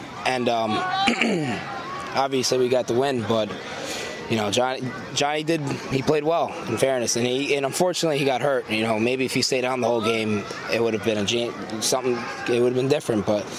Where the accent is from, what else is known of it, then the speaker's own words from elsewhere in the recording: New York City, New York, United States; So I'm from Queens. My parents come from Monaghan, Tome